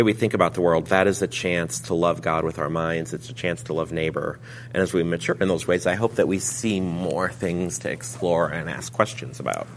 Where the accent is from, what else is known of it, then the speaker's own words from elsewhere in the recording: Lincoln, Nebraska, United States; I'm from Lincoln, Nebraska.